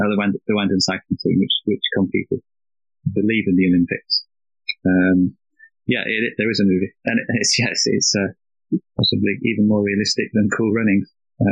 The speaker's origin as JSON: {"language": "English", "town": "Wickersley", "region": "Yorkshire and the Humber", "country": "United Kingdom", "tie": "born or raised there", "lives_now": "Norfolk, United Kingdom", "said": "I did spend most of my childhood in Wickersley, actually. It's a village. It's probably the posh end of Rotherham, you'd say."}